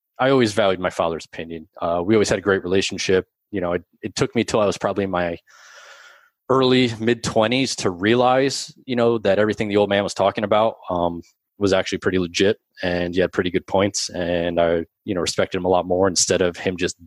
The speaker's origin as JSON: {"language": "English", "region": "New Jersey", "country": "United States", "tie": "born or raised there", "said": "I was born and raised in New Jersey. I still live here today."}